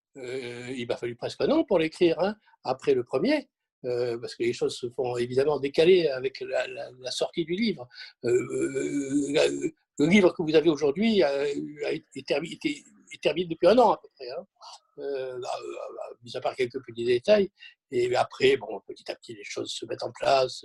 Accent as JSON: {"language": "French", "town": "Marseille", "region": "Provence-Alpes-Côte d'Azur", "country": "France", "said": "je suis Marseillais"}